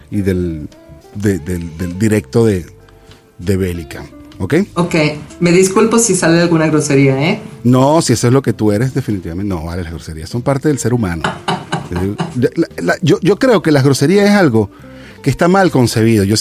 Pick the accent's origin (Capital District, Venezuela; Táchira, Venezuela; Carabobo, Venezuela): Carabobo, Venezuela; Valencia; moved away as an adult; now in Querétaro, Mexico; soy valenciana rockera de corazón.